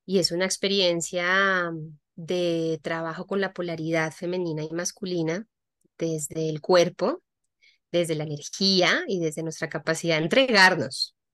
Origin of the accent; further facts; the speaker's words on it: Colombia; moved away; also born or lived in Europe; soy colombiana de nacimiento, eh, vivo, he vivido mucho tiempo también en, en Europa